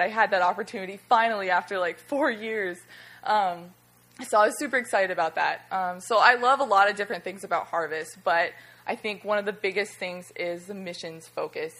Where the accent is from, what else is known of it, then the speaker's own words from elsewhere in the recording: Alaska, United States; now in Florida, United States; I'm from Alaska